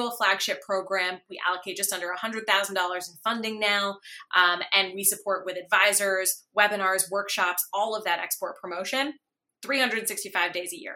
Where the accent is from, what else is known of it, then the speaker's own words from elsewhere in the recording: United States; now in Canada; I actually grew up in the States, so I can speak from sort of a North American perspective